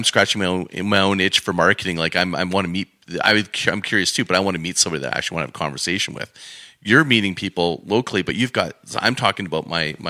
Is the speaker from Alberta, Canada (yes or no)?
yes; Alberta, Canada; being an Albertan myself and growing up in Alberta, I'm always proud to be here